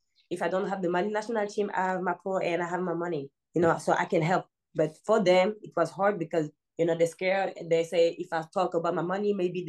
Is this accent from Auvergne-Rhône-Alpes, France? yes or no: no; Paris, Île-de-France, France; I didn't grow up in Africa. So I grew up in France